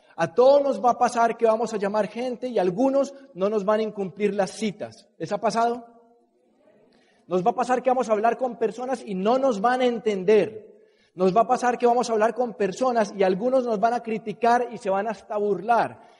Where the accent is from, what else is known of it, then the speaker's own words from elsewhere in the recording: Colombia; los colombianos, de donde yo soy